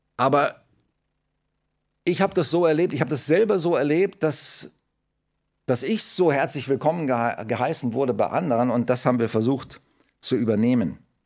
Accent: Germany; wir als Deutsche

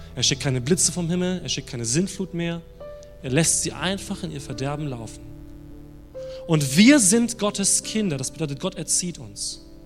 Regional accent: Germany; als Deutsche

